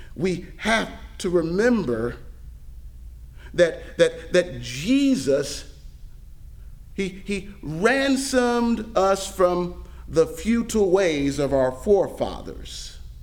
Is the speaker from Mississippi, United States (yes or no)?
yes; Mississippi, United States; also born or lived in Pennsylvania / Florida; now in Tennessee, United States; I grew up in I grew up in Mississippi. moved up to Pennsylvania, moved to Florida, and now in Tennessee